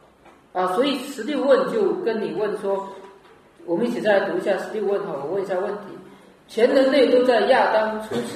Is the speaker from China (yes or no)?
yes; Fujian, China; 以前我记得我们那边我是福建的